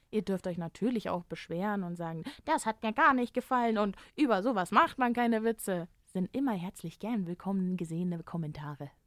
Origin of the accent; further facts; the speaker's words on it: Germany; als Deutscher